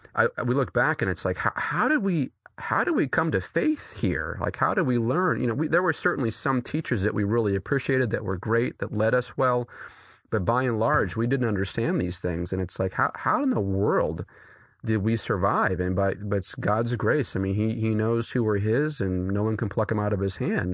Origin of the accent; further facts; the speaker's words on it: New Hampshire, United States; I grew up here. Uh, I grew up, uh, right, actually, a, a mile down the street from where I pastor